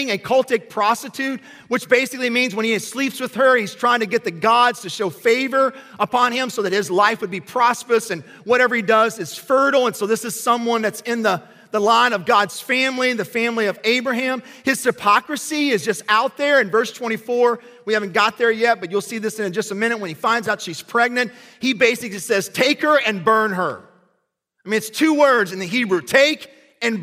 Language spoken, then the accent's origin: English; Kentucky, United States; I grew up in Kentucky